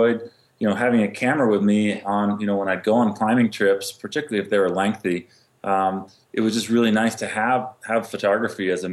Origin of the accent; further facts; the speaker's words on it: Vermont, United States; moved away as an adult; also born or lived in Connecticut; now in Carbondale, United States; I grew up in Vermont and then Connecticut